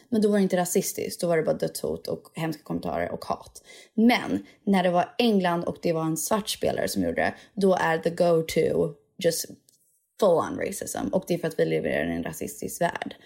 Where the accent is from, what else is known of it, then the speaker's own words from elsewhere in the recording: Sweden; jag är svensk